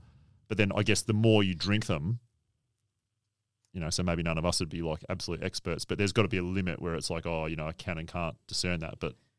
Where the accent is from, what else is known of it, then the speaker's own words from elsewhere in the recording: Victoria, Australia; I grew up in Victoria.